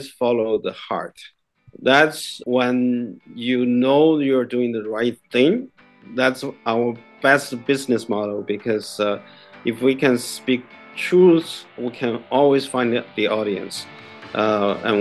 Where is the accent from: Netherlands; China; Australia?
China; English is a second language; now in Toronto, Canada; I grew up in China. I was born during the Mao's Cultural Revolution.